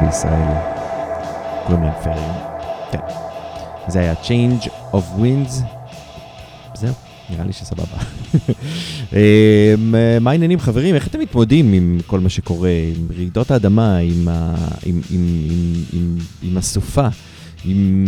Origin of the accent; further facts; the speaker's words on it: Haifa, Haifa District, Israel; אני מחיפה